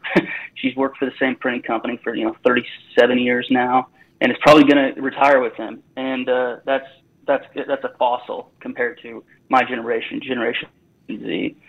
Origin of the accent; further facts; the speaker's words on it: Effingham, Illinois, United States; moved away as an adult; also born or lived in St. Louis / Philadelphia / Washington, D.C.; I am from Effingham, Illinois, which is a small town in central Illinois. I went to St. Louis University, which ironically is a Jesuit school. I'm Lutheran